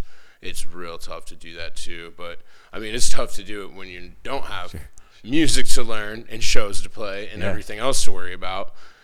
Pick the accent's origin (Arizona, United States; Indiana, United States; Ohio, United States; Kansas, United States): Ohio, United States; Waterville; I grew up in Waterville.